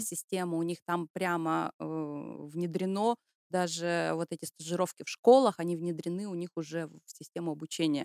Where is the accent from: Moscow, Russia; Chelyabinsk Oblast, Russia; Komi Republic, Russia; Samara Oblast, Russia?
Komi Republic, Russia; Syktyvkar; moved away as an adult; now in Germany; я родом из России, из Республики Коми, из славного города Сыктывкара, это столица Республики Коми.